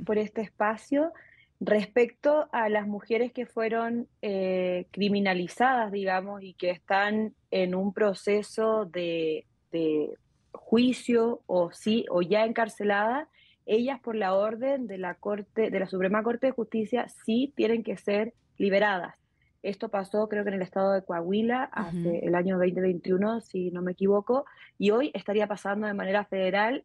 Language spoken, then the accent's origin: Spanish; Chile; moved away as an adult; now in Mexico; Soy chilena y hace nueve años resido en México